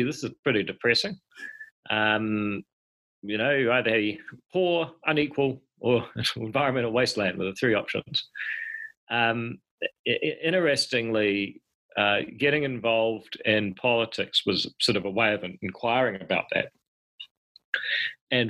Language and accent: English; Palmerston North, Manawatū-Whanganui, New Zealand; also born or lived in Auckland; I was born in Palmerston North